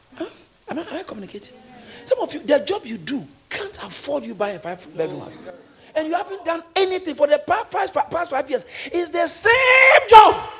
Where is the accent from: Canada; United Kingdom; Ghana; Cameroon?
Ghana; I grew up in Ghana.